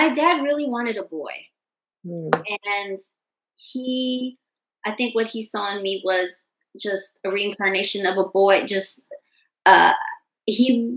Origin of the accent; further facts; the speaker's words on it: Long Beach, California, United States; also born or lived in San Diego, California / Washington, D.C.; I grew up in Long Beach, but my parents, neither one of my parents were from California